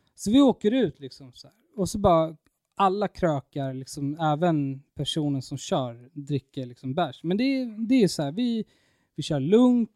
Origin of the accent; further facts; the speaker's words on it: Stockholm, Stockholm County, Sweden; hemma i Stockholm